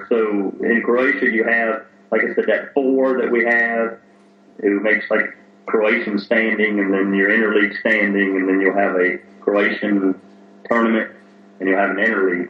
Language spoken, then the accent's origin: English; United States; moved away; as an American or as a foreigner from away from Europe